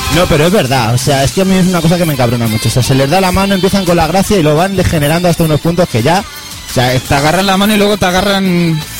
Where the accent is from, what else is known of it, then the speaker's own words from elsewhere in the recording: Madrid, Community of Madrid, Spain; soy de Madrid